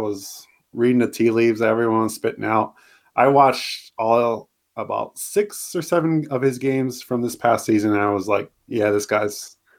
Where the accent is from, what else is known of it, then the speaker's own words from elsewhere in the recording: Minnesota, United States; moved away; I'm from Minnesota.